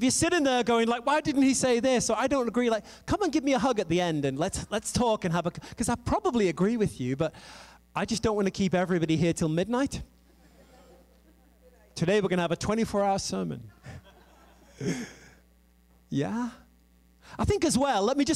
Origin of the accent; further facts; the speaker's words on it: England, United Kingdom; moved away; also born or lived in France / United States; I am an English girl